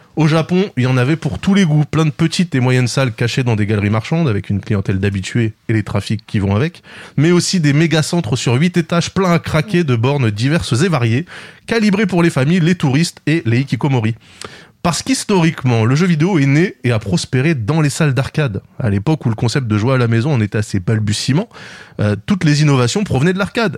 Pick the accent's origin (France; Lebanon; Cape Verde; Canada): France; la salle d'arcade de Plessis 2, là où j'ai grandi